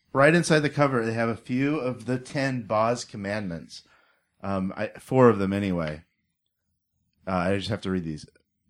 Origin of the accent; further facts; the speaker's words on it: Pasco, Washington, United States; also born or lived in Seattle; I grew up out here. I'm from Seattle originally. I grew up on the other side of the state in the Tri-Cities where I went to Pasco High School.